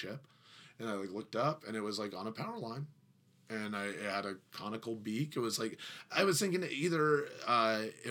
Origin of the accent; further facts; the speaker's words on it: Bradenton, Florida, United States; the river that I grew up on the Braden River down in Bradenton, and I grew up directly on the river